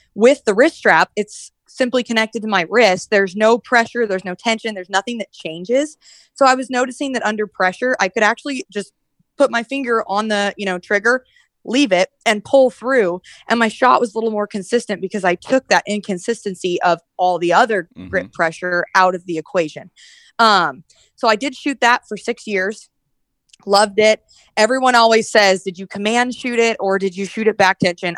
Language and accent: English; Red Bluff, California, United States; I'm from Red Bluff, California. So like right by Redding